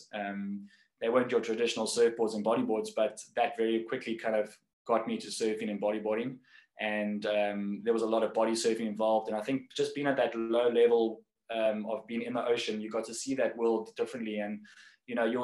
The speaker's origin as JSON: {"language": "English", "town": "Cape Town", "region": "Western Cape", "country": "South Africa", "tie": "born or raised there"}